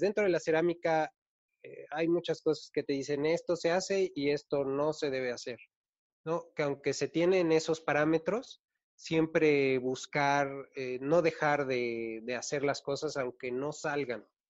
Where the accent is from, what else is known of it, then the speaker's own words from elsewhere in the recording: Mexico City, Mexico; Soy de la Ciudad